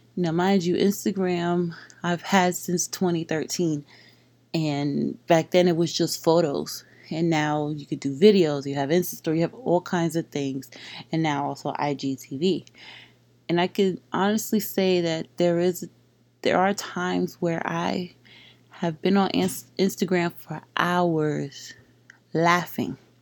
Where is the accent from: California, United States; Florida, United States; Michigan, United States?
Florida, United States; Palm Beach; growing up in Palm Beach, there is a lot of Caribbean people here